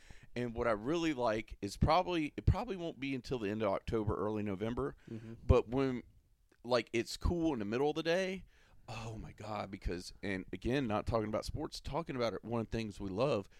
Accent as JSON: {"language": "English", "region": "Florida", "country": "United States", "said": "I know I'm from Florida. I'm a Florida boy, so I might be partial."}